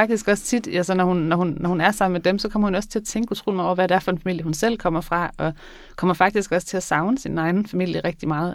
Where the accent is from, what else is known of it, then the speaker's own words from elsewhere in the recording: Skagen, North Denmark Region, Denmark; Jeg kommer fra Skagen